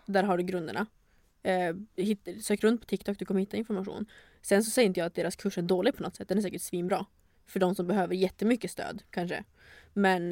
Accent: Luleå, Norrbotten County, Sweden; moved away as an adult; now in Stockholm, Sweden; Jag är 24 år, född och uppvuxen i Luleå

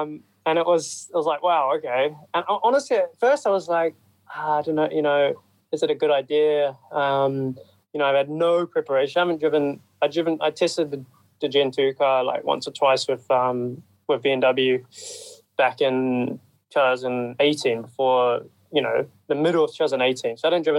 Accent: New Zealand; one of my best friends actually, Mitch Evans, you know, we grew up together in New Zealand.

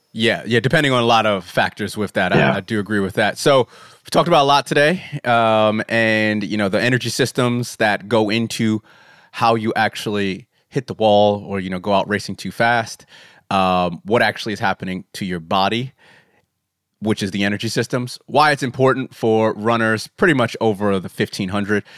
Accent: United States; moved away; I'm American

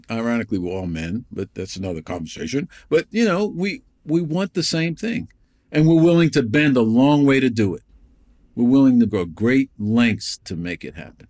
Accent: New York, United States; I grew up in New York

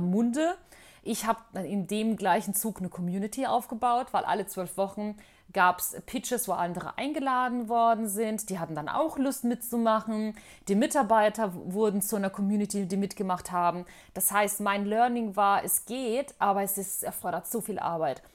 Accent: Bosnia & Herzegovina; now in Germany; in Bosnien, in meiner Heimat

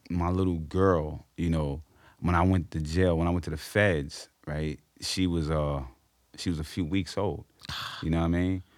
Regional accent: New York City, New York, United States; I grew up on Amsterdam on a one-oh-one line

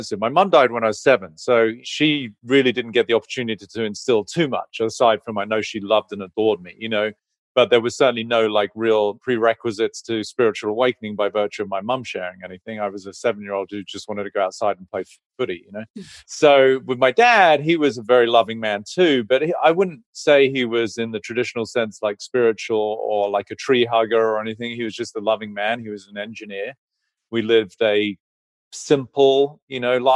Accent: England, United Kingdom; I grew up in England, orphaned by 17, both parents passed

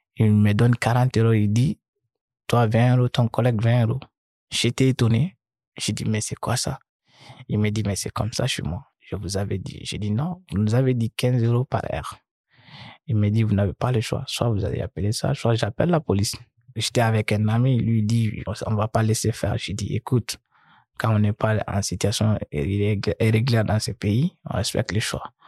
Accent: Mali; moved away as an adult; also born or lived in Gao / Bamako; now in France; Chez nous, au Mali

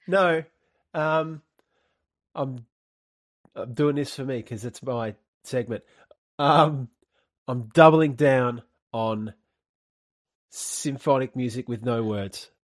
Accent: Australia; accent: Australian; my Australian accent

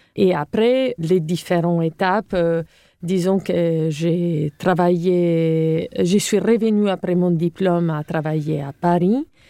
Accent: Cagliari, Sardinia, Italy; accent: Italian; French is a second language; moved away as an adult; also born or lived in Rome; now in France; je suis italienne, comme vous pouvez l'entendre. Donc, euh, j'ai hum, grandi en Sardaigne. Euh, ma ville natale s'appelle Cagliari

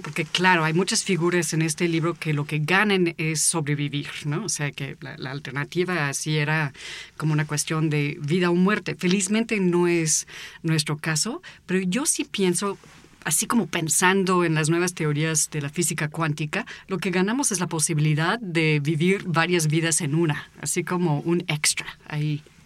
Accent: United States; now in Mexico; yo nací en Estados Unidos y fui niña en una parte del país donde justamente entrenan

